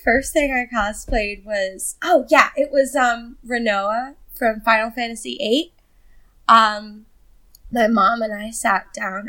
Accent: New Jersey, United States; I'm from New Jersey

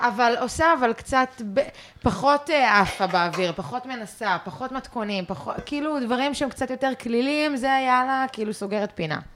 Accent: Israel; also born or lived in London, United Kingdom; גדלתי במושב, הייתי בצופים

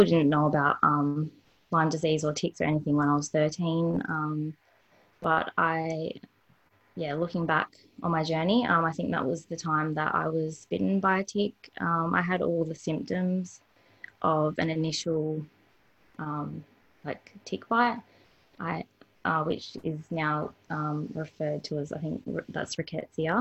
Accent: Perth, Western Australia, Australia; born or raised there; also born or lived in Victoria, Australia

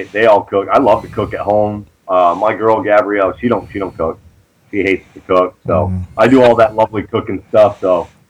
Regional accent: New York, United States; also born or lived in Hazleton, Pennsylvania; now in Auburn, United States; I was born in Hazleton, Pennsylvania, but I only lived there until I was like 8 months old, so I don't claim it. I claim New York.

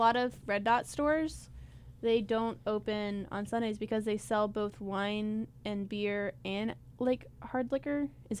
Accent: South Carolina, United States; I'm also from South Carolina. I don't know if I'd travel to Greenville specifically.

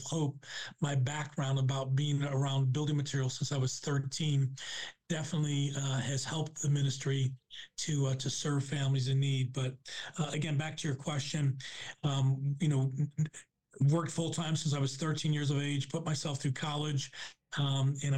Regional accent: Buffalo, New York, United States; moved away as an adult; also born or lived in Kansas; I grew up in Buffalo, New York

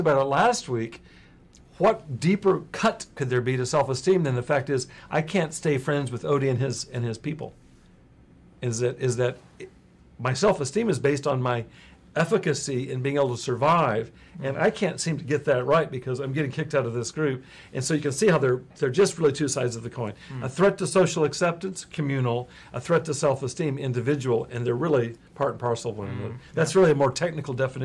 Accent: Texas, United States; I hail from Texas. And there's a lot of things I inherited from my background in Texas. I certainly grew up in a family that valued self-reliance

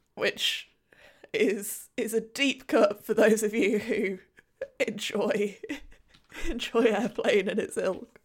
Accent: United Kingdom; a British person in 2021

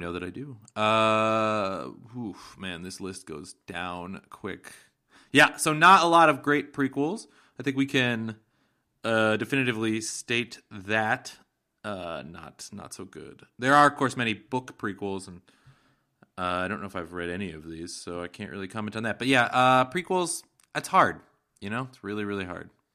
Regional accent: Seattle, Washington, United States; my hometown of Seattle

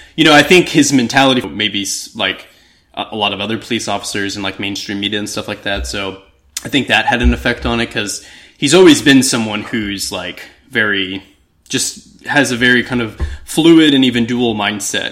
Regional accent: Texas, United States; growing up in Texas

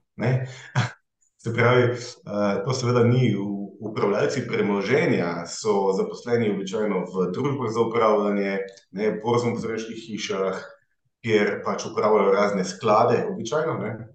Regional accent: Hrastnik, Zasavje, Slovenia; moved away as an adult; also born or lived in Maribor; now in Ljubljana, Slovenia; izhajam iz Zasavja, iz Hrastnika

